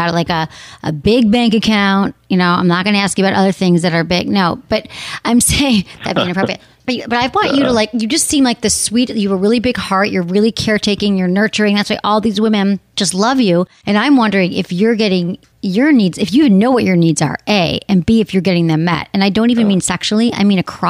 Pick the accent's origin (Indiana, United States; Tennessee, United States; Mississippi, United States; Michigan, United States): Michigan, United States; I'm from Michigan